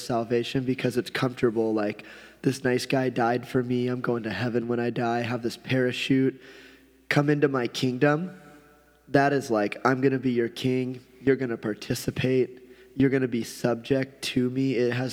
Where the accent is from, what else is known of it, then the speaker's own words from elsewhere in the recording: United States; I was born here